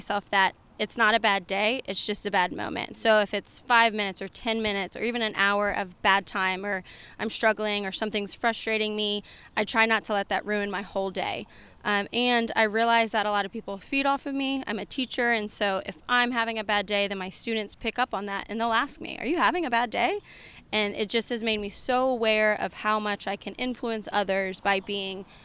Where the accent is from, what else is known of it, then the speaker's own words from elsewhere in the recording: Jacksonville, United States; moved away as an adult; also born or lived in Oxford, Mississippi; now in Houston, United States; I grew up in Jacksonville, and then I went to school at Ole Miss